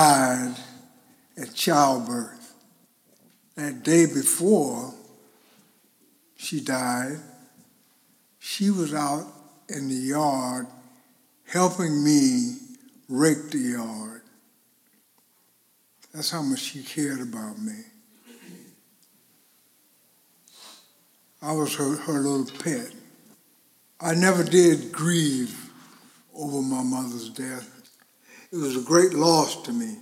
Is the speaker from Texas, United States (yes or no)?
no; Winter Haven, Florida, United States; I was born in Winter Haven, Florida, with a sister, twin sister